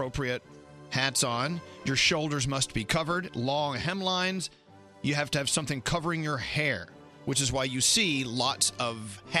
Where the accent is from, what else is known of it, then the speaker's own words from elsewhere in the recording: Texas, United States; moved away; also born or lived in Northeast United States; I'm originally from Texas